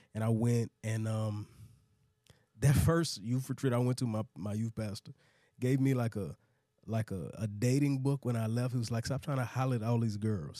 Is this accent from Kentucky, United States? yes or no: no; DeSoto, Texas, United States; moved away as an adult; now in Atlanta, United States; I grew up in Dallas